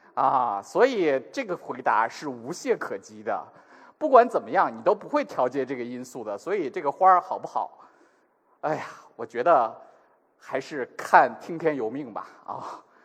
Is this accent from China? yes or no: yes; China; 我们中国人